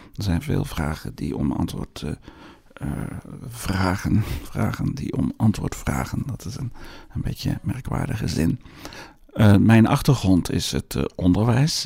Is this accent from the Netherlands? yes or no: yes; Netherlands; moved away; also born or lived in Brussels, Belgium / Flanders, Belgium; u hoort aan mij dat ik uit Nederland kom